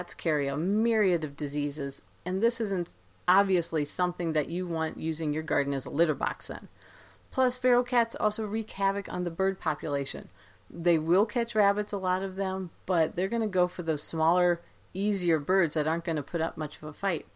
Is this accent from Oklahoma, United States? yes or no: no; Ohio, United States; now in Great Falls, United States; growing up in Ohio